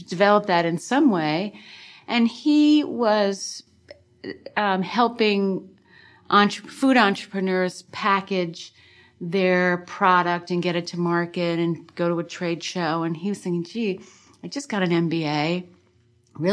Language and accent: English; New Jersey, United States; moved away as an adult; now in Vermont, United States; I grew up in New Jersey.